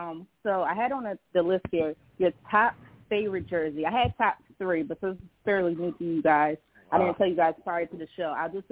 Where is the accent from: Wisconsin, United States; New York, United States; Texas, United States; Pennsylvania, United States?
Pennsylvania, United States; Philadelphia; I'm also from Philadelphia